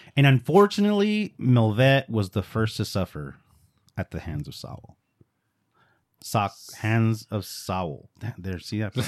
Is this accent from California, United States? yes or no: yes; Los Angeles, California, United States; I was born in East L